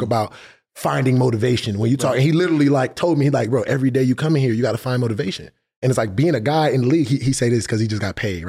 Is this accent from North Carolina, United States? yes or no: no; Los Angeles, California, United States; I'm from LA, but I'm from